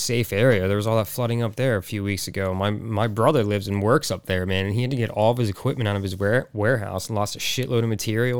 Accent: Texas, United States; Like, whatever. I'm from Texas. I'm used to it being hot.

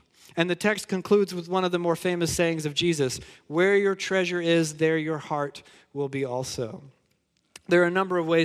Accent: Georgia, United States; I'm from Georgia.

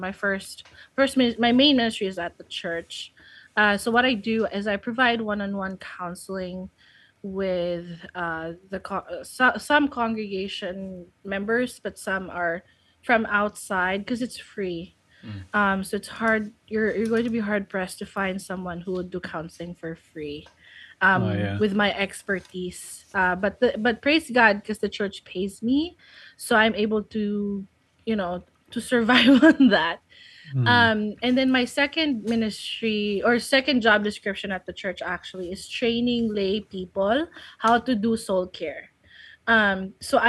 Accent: Philippines; English is a second language; moved away as an adult; now in United States; I was intending to go back to the Philippines after studying.

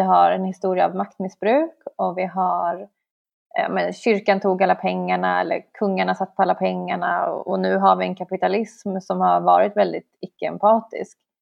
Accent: Stockholm, Stockholm County, Sweden; vi i Stockholm

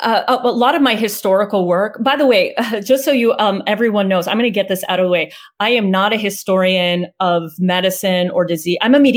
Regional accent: California, United States; now in Texas, United States; So I have been in Texas since August of 2019, in my very first time in Texas, because I'm originally from California.

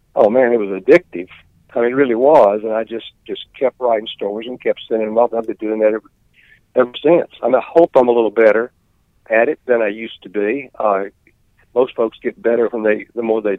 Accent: Mississippi, United States; also born or lived in Oklahoma City, Oklahoma; I was born here in Mississippi in Ottawa County, a little town called Salis on Highway 12, out in Ottawa County. And I attended Kosciuszko High School and Mississippi State.

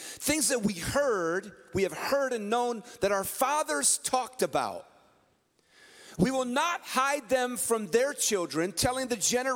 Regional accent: San Francisco, California, United States; I was born shortly before that in the Bay Area. We call it the Yay Area. I was born in San Francisco

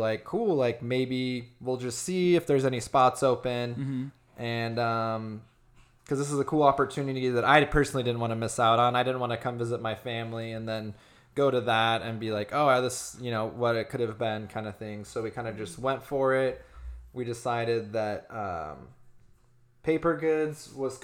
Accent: Gilbert, Arizona, United States; also born or lived in Los Angeles; I'm from here originally

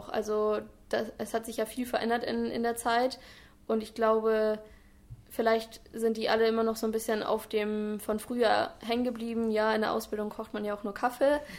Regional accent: Albersdorf, Schleswig-Holstein, Germany; ich komme aus Albersdorf, also wohne auch äh, in Dithmarschen

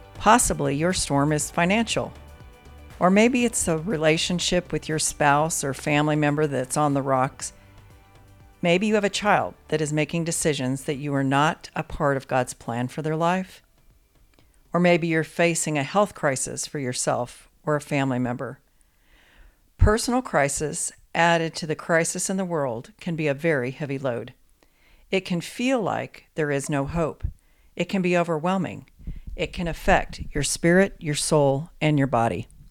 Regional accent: Colorado, United States; growing up in Colorado

